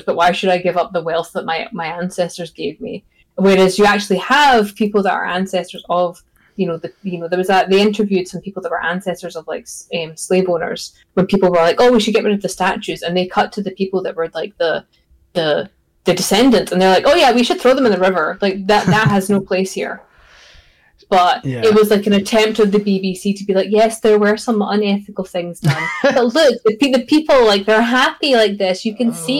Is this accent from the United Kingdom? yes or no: yes; Scotland, United Kingdom; As a Scottish person